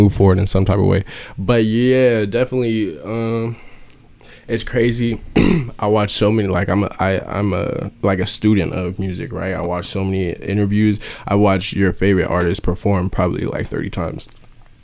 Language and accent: English; Oahu, Hawaii, United States; I am from Oahu, Hawaii